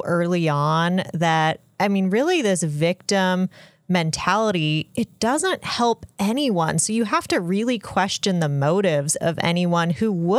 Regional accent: Utah, United States; I grew up essentially in Utah

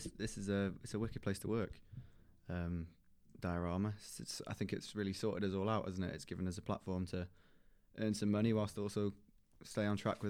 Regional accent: Colwyn Bay, Wales, United Kingdom; So I come from a town called Colwyn Bay, which is North Wales, not far from the border between England and Wales. It's quite a big town, and it's not very Welsh.

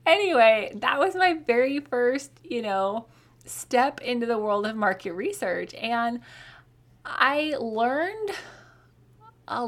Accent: Colorado, United States; now in Oklahoma, United States; I grew up in Colorado

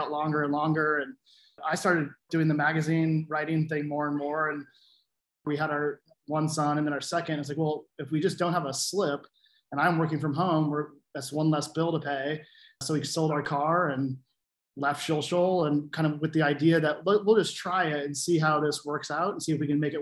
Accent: Pentwater, Michigan, United States; moved away as an adult; also born or lived in Oregon / Alaska; now in Seattle, United States; I grew up in Pentwater, Michigan, which is just south of Ludington

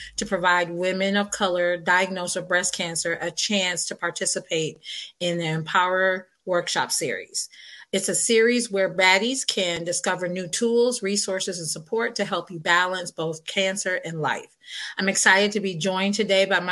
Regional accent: Michigan, United States; being from the Midwest. I'm from Michigan, so I know it all well

